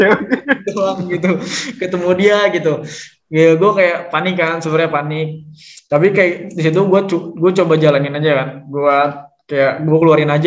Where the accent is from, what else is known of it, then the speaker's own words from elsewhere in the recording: Bogor, West Java, Indonesia; nah kebetulan dari gua dari Kabupaten Bogor yang bisa ngelain Kabupaten Barung Barat tuh cuma satu orang